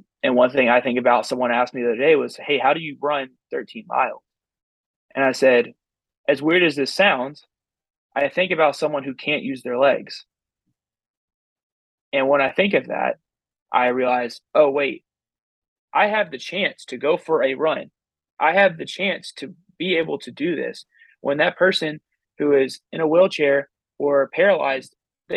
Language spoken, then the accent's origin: English; Texas, United States; I'm from Texas